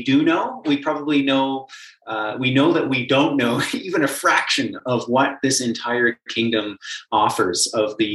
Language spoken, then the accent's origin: English; Calgary, Alberta, Canada; I was born and raised in Calgary